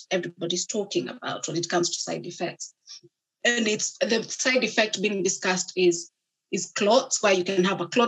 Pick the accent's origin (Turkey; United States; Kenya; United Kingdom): Kenya; moved away; I grew up in Kenya